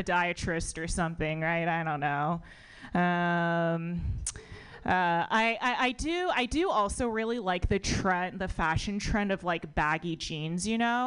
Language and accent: English; United States; born or raised there